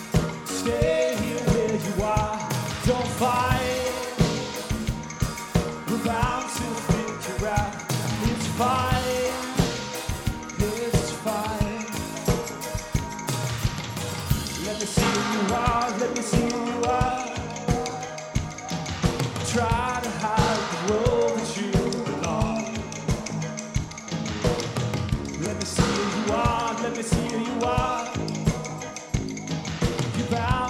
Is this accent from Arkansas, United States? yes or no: no; Atlanta, Georgia, United States; We're from Georgia, Atlanta. Far away